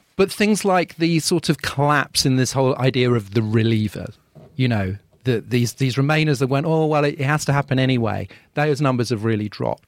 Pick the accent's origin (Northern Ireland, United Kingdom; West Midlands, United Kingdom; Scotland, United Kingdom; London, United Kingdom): London, United Kingdom; as a Londoner